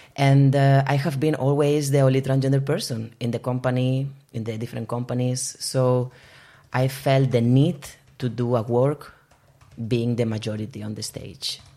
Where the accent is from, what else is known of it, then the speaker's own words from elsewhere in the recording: Barcelona, Catalonia, Spain; moved away as an adult; now in Bergen, Norway; I am originally from Barcelona, but I have been living in Bergen since 2016